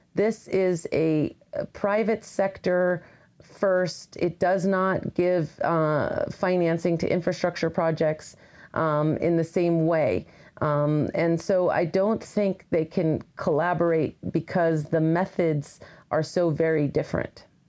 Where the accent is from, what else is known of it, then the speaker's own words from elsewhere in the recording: Colorado, United States; moved away as an adult; now in Washington, D.C., United States; I grew up in Colorado